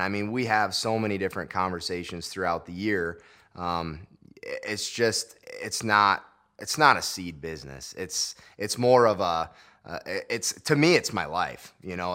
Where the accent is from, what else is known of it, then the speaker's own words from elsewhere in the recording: Lakeview, Iowa, United States; come back to my home area in Lakeview